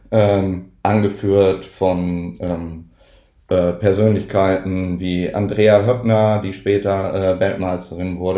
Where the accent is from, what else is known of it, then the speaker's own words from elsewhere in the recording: North Rhine-Westphalia, Germany; born there; now in Kiel, Germany; ich komme gebürtig aus Nordrhein-Westfalen, lebe in Kiel, bin verheiratet, habe zwei Kinder.